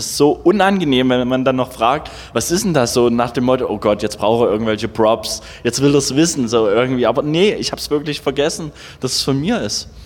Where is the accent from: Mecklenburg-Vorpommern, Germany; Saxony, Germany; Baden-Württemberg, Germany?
Saxony, Germany; Ich meine, ich komme ja aus der Gegend äh, von Dresden und da gab es halt einen zweiten Ableger von, vom Hardwax Record Store